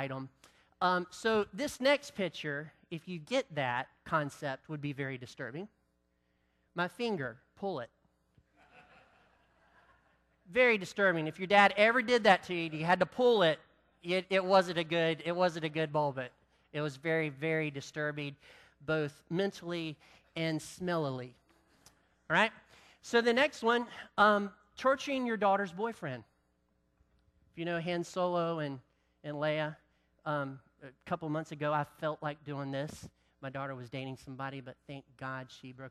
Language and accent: English; the South, North Carolina, United States; I'm from the South